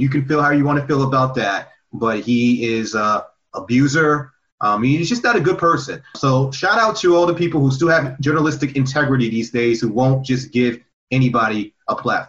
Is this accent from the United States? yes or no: yes; New Jersey, United States; We're from Jersey